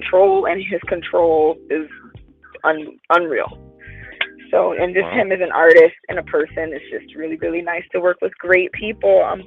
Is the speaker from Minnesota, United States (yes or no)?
no; New York, United States; I'm a New Yorker for real